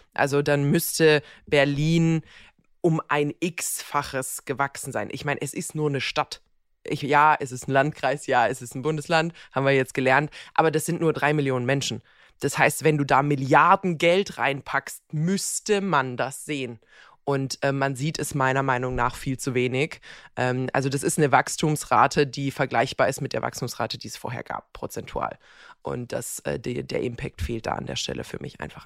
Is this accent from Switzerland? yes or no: no; Croatia; moved away; meine Heimat Kroatien